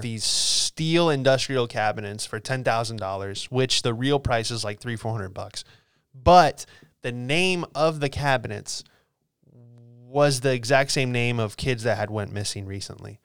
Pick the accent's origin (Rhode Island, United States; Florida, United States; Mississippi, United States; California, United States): Florida, United States; Bradenton; where I grew up in Bradenton